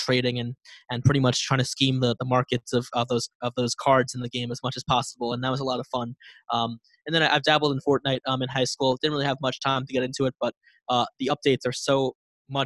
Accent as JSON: {"language": "English", "town": "Massapequa Park", "region": "New York", "country": "United States", "tie": "born or raised there", "said": "I'm Long Island born and raised. I'm from Massapequa Park."}